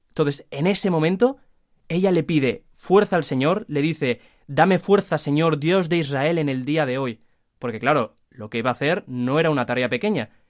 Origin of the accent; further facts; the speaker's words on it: Valencia, Valencian Community, Spain; de Valencia